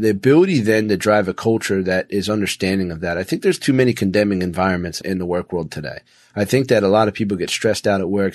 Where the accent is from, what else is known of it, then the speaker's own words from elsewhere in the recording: Philadelphia, Pennsylvania, United States; now in Florida, United States; I came from a blue collar town. I came from Philly